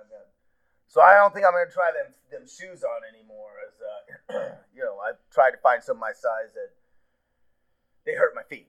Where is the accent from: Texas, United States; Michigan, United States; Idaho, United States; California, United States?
Idaho, United States; Pocatello; I'm from Pocatello, Idaho.